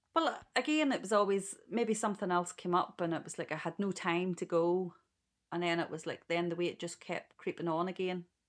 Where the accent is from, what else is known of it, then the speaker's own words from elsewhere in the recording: Ballymena, Northern Ireland, United Kingdom; I am from Ballymena